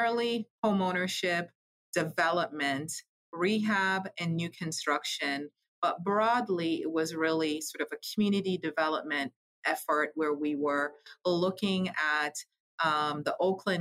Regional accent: Jamaica; moved away; I'm originally from Jamaica Island

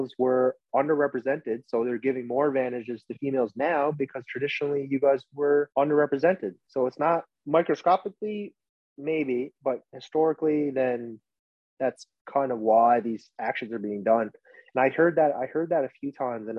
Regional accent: Corner Brook, Newfoundland and Labrador, Canada; also born or lived in Vietnam; I was from Newfoundland

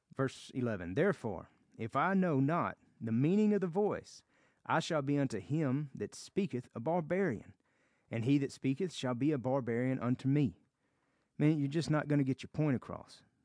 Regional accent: the South, United States; accent: Southern; I am from America, and I have a Southern accent.

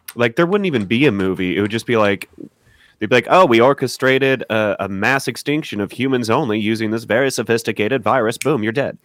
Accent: Missouri, United States; I'm from, I'm from Missouri

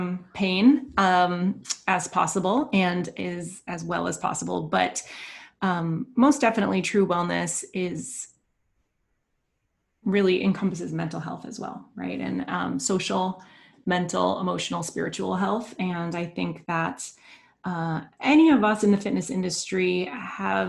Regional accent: United States; growing up in the United States

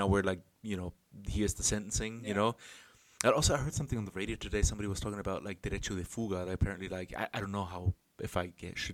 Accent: Germany; now in Chile; in my home country

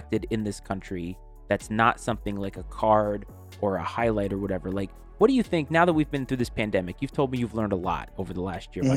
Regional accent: New England, United States; when I grew up in New England

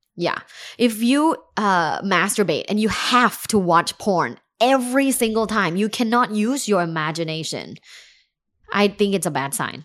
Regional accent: Thailand; moved away as an adult; now in United States; I'm from Thailand

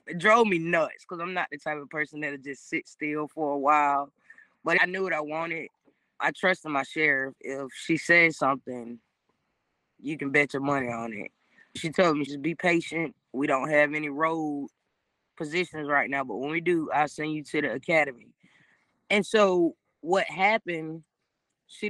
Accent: Taliaferro County, Georgia, United States; I'm actually from Tolliver County

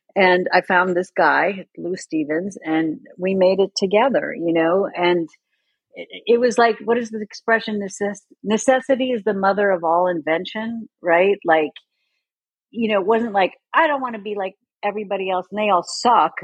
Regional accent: Sweden; moved away; I grew up in Sweden

